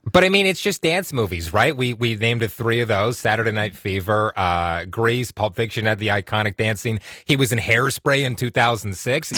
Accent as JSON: {"language": "English", "town": "Whitby", "region": "Ontario", "country": "Canada", "tie": "born or raised there", "also_born_or_lived": "Oshawa", "said": "I grew up in Whitby, Oshawa. I live in Oshawa right now"}